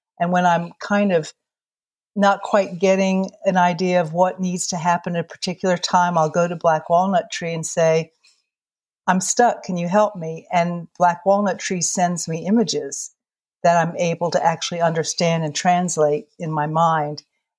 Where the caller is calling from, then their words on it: Virginia, United States; I'm dialing in from Grayson County, Virginia, which is in the very southwestern corner of Virginia.